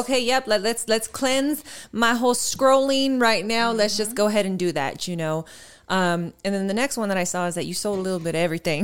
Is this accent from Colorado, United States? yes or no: yes; Colorado, United States; accent: Colorado Latina; also born or lived in Houston, Texas; I grew up in Colorado with my dad's family, all Latino, Mexican